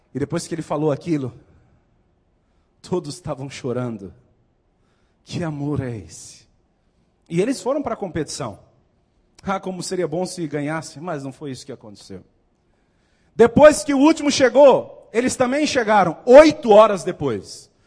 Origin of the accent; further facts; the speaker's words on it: Northeast Region, Brazil; moved away as an adult; also born or lived in South Region, Brazil; Até que saí do Nordeste, fui para o Sul.